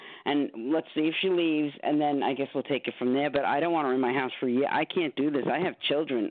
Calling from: New York City, New York, United States; I'm calling from the Bronx.

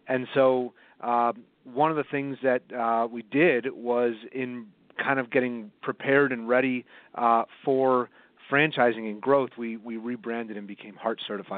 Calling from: Evanston, Illinois, United States; I'm calling from Evanston, Illinois. It's right outside of Chicago.

